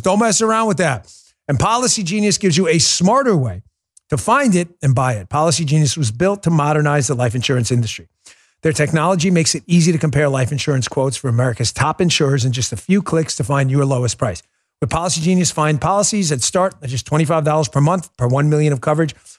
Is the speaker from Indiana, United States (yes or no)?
no; New York City, New York, United States; I grew up in New York